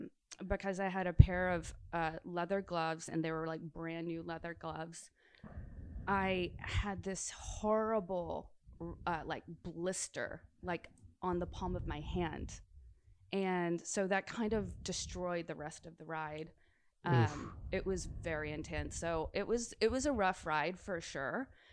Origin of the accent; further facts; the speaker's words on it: Nashville, Tennessee, United States; moved away as an adult; also born or lived in Los Angeles; I'd lived in LA for a while, and then I was visiting Nashville, and I was actually doing a photo shoot in Nashville, my hometown